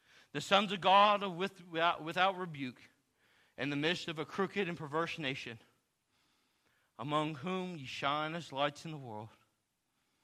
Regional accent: Texas, United States; I'm from Texas

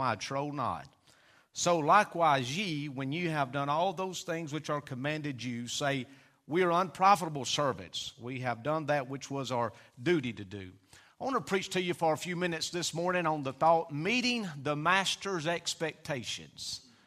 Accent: Hurricane, United States; I was raised in the Hurricane community

